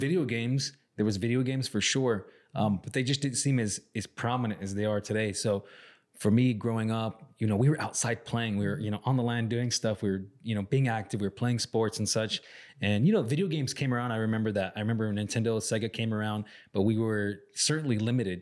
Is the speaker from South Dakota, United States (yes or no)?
no; Salt River reservation, near Scottsdale, Phoenix, Arizona, United States; our reservation where I grew up is right outside of uh, the city of Scottsdale in Phoenix